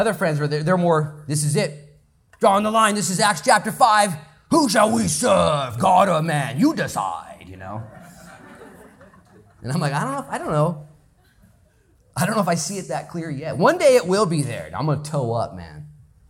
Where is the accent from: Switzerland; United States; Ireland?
United States; Lincoln County, Oregon; I'm from Lincoln County